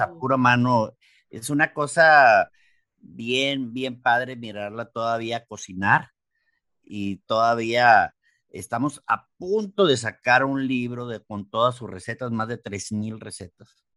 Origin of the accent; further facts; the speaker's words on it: Mexicali, Baja California, Mexico; soy de acá, raza de Mexicali, Baja California